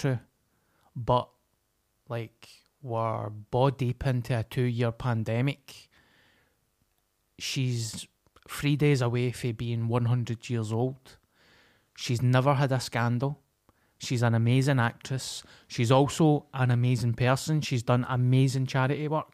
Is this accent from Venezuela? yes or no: no; Glasgow, Scotland, United Kingdom; I come from Glasgow.